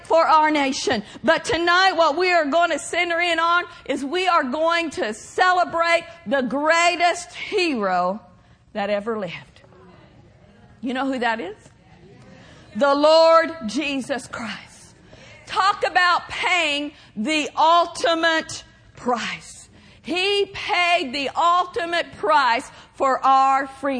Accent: Pawnee, Oklahoma, United States; moved away; I'm from Pawnee, Oklahoma, and I have a lot of relatives that still live there

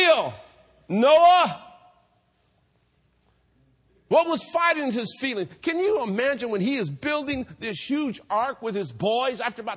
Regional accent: Hayward, California, United States; I grew up here in Hayward

